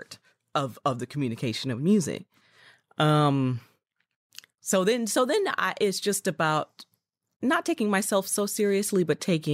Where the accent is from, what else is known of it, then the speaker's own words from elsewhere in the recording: Chicago, Illinois, United States; I'm originally from Chicago